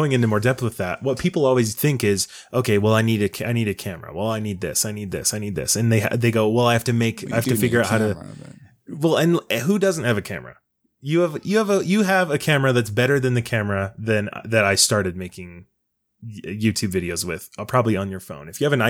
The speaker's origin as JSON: {"language": "English", "town": "West Jordan", "region": "Utah", "country": "United States", "said": "I'm from West Jordan."}